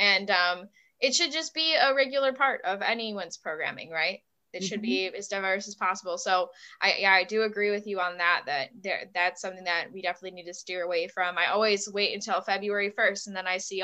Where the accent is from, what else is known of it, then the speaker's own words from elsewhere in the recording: Buffalo, New York, United States; moved away; I was from Buffalo